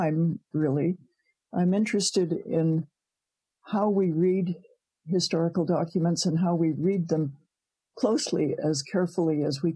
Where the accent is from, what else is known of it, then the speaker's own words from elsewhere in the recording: Providence, Rhode Island, United States; moved away as an adult; now in Canada; I was born in Providence, Rhode Island